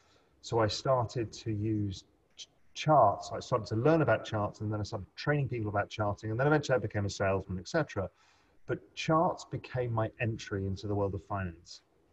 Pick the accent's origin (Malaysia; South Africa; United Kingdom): United Kingdom; England; also born or lived in India / Spain; I grew up in England and then moved around a bit. I lived in India for a bit, lived in Spain.